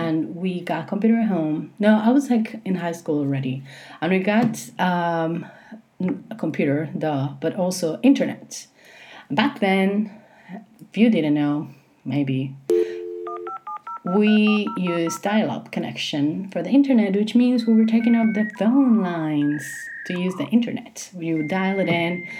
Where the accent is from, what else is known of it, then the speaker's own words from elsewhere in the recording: Puerto Rico; I was born in 1982 in Puerto Rico, which is where I live, and this is where I'm recording this.